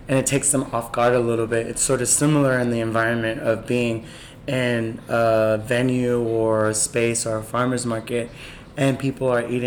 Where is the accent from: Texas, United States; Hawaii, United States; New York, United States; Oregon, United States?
New York, United States; New York City; growing up in Bed-Stuy